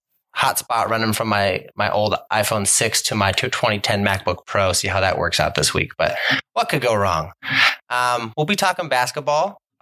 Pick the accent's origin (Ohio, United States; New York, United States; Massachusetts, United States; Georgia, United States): Ohio, United States; now in Southern California, United States; We're all from Ohio. I currently live out in Southern California as well.